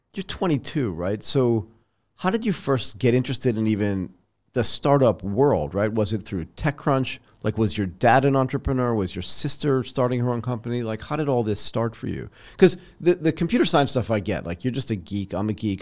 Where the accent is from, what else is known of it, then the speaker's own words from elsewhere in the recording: United States; moved away as an adult; also born or lived in Boston, Massachusetts / Connecticut; now in Bangkok, Thailand; So I grew up in Boston and in Connecticut